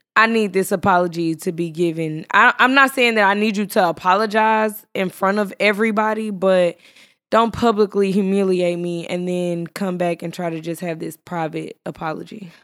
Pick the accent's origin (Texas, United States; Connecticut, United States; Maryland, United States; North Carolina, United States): Texas, United States; I'm from Texas. We talk slow